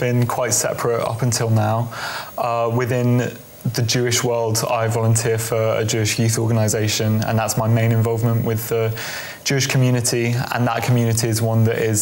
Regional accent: London, United Kingdom; moved away as an adult; now in Brighton, United Kingdom; I was brought up in South and North London

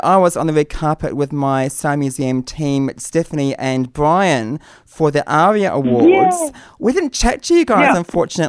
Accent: New Zealand; being a Kiwi

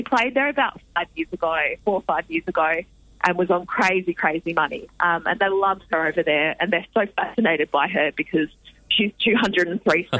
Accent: Ballarat, Victoria, Australia; now in Melbourne, Australia; I'm from Ballarat, so regional Victoria represent.

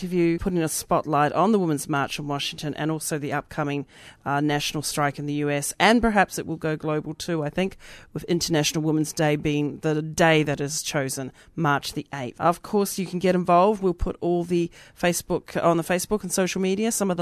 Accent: New Zealand; now in Australia; I'm from Aotearoa originally, so that's what we say down there

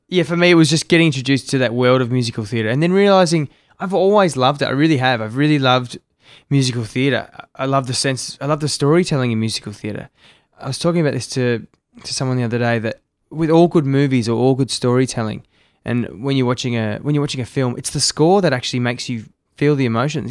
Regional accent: Melbourne, Victoria, Australia; also born or lived in Sydney; now in Gold Coast, Australia; I grew up in Melbourne

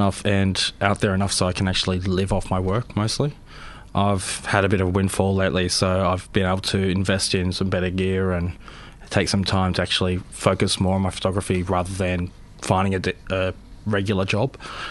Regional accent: Sydney, New South Wales, Australia; born there; also born or lived in Adelaide / Canberra; now in Melbourne, Australia; I was born in Sydney.

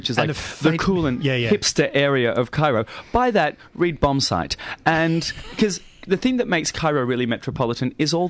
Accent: Australia; yeah, mate, yeah, I'm Australian, yeah.

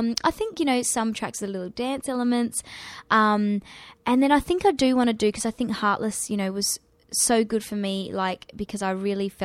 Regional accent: Perth, Western Australia, Australia; moved away as an adult; I missed Perth

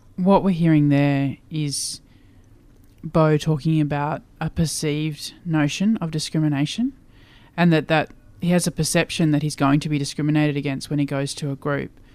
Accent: Queensland, Australia; I grew up in Queensland

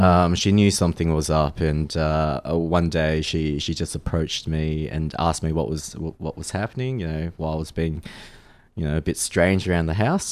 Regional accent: Australia; also born or lived in Malaysia; having grown up in Australia, um, y, you know, I do also identify myself as being Australian

